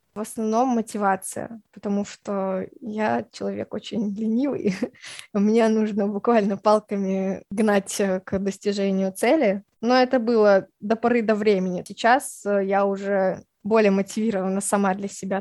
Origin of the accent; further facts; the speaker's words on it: Tashkent, Uzbekistan; мне 24 года, я из Ташкента